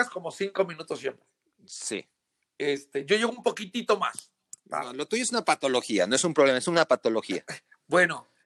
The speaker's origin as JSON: {"language": "Spanish", "region": "Oaxaca", "country": "Mexico", "said": "vengo de Oaxaca"}